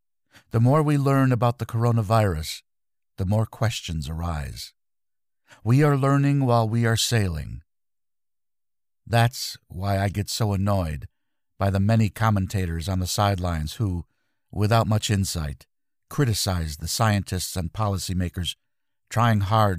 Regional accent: Belgium; I'm from Kierbergen, Belgium, an asparagus-growing community.

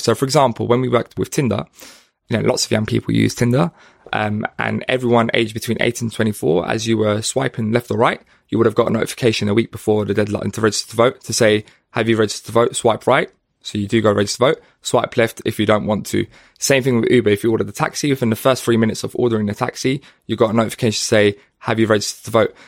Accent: London, United Kingdom; I grew up in Hackney

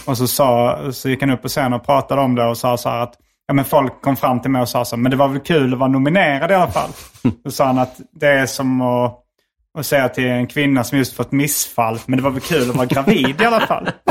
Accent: Skåne, Sweden; accent: Scanian (skånska); moved away; min skånska

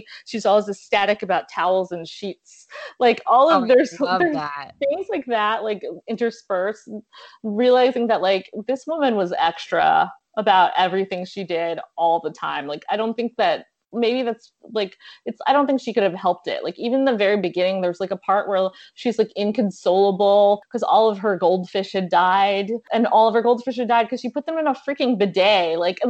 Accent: South Florida, United States; I'm from South Florida.

